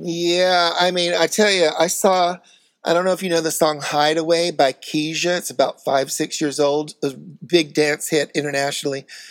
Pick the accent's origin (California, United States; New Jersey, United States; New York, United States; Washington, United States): New York, United States; New York City; I'm a New Yorker